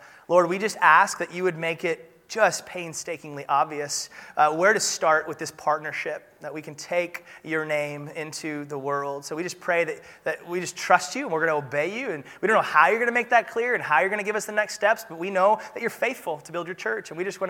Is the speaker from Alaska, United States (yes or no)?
yes; Soldotna, Alaska, United States; I'm from Soldotna.